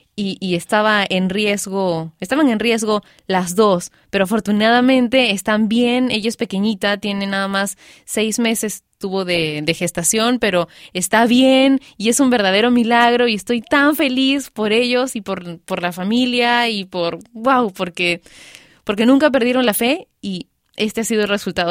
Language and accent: Spanish; Peru; yo soy peruana y vivo en Perú